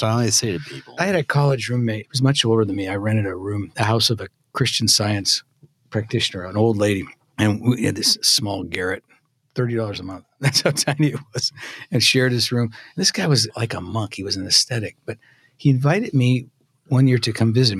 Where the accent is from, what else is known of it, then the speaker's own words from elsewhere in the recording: Northern California, United States; I grew up in Northern California